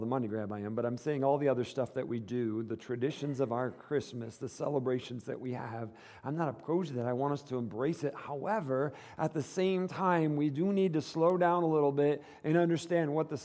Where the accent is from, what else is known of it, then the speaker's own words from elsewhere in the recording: Michigan, United States; moved away; the Midwest, where I grew up in Michigan